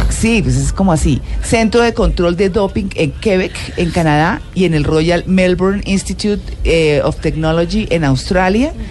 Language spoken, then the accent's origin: Spanish; Moscow, Russia; Spanish is a second language; moved away as an adult; now in Bucaramanga, Colombia; Yo nací en Moscú.